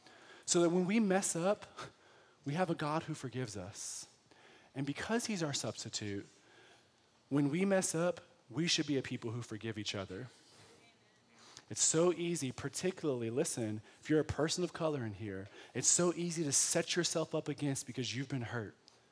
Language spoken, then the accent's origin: English; United States; But because I'm American, I think hospitable is, hey, you want a cup of water?